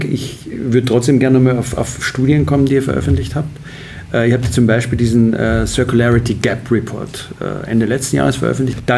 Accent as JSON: {"language": "German", "country": "Austria", "said": "was mich sehr freut als Österreicher über Österreich."}